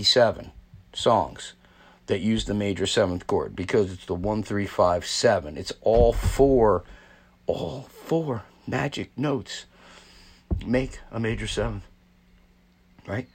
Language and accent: English; New Jersey, United States; I'm from New Jersey